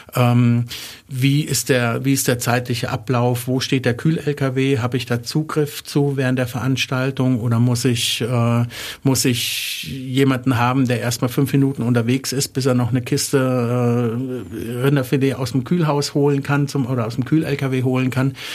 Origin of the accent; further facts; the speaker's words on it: Wertheim, Baden-Württemberg, Germany; ich komme aus Wertheim, habe da mein Abi gemacht, war da auf der Schule